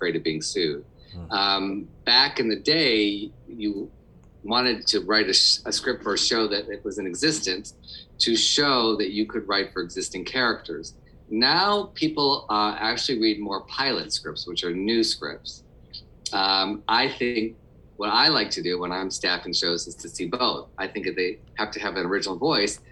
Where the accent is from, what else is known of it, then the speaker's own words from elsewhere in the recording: Detroit, Michigan, United States; I grew up in Detroit